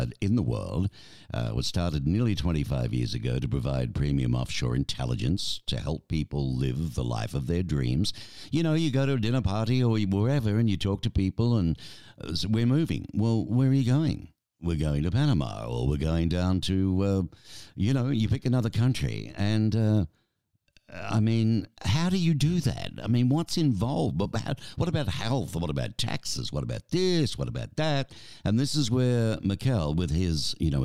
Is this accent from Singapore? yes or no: no; Australia; moved away as an adult; now in Arizona, United States; from Australia originally, but I married an American.